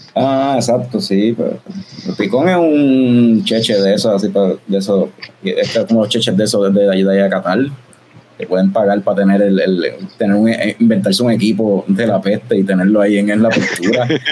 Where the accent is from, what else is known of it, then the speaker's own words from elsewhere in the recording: Puerto Rico; El resto de Latinoamérica nos vacilan a los, a boricuas por decir, por cambiar las R por la L